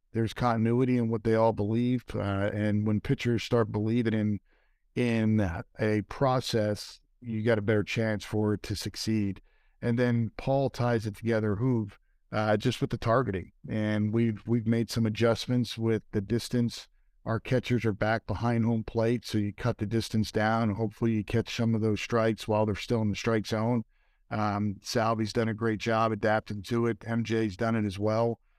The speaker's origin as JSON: {"language": "English", "town": "Philadelphia", "region": "Pennsylvania", "country": "United States", "tie": "born or raised there", "moved": "yes", "said": "I grew up in Philadelphia"}